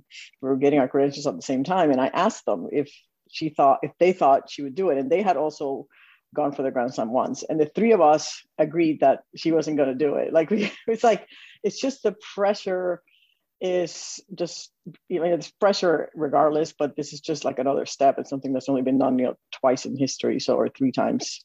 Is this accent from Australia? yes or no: no; Puerto Rico; moved away as an adult; I grew up in Puerto Rico